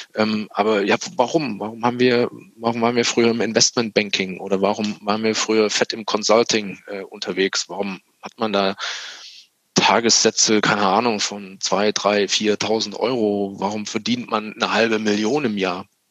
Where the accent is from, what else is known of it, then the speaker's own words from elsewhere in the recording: East Germany, Germany; ich bin ja selber auch Ossi